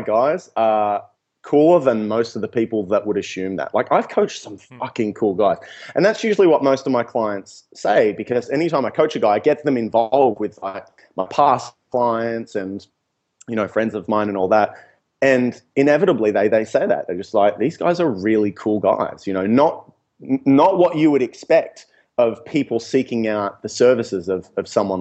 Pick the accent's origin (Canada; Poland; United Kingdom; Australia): Australia; Newcastle, New South Wales; moved away as an adult; also born or lived in Melbourne; moving to Melbourne, and I said, yeah, I'm from Newcastle